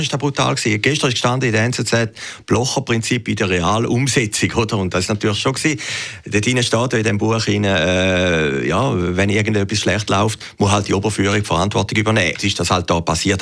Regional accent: Weinland, Zurich, Switzerland; ich bin im Wieland aufgewachsen

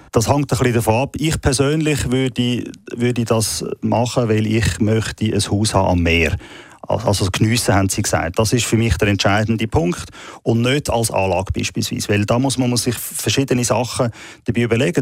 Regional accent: Switzerland; bei uns in der Schweiz

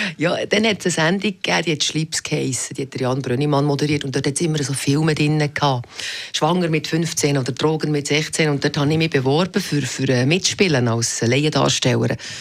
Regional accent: Meinisberg, Bern, Switzerland; born or raised there; moved away; also born or lived in Biel / Zurich

